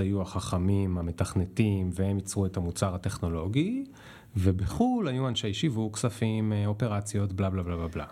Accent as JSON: {"language": "Hebrew", "country": "Israel", "said": "אני בתור ישראלי"}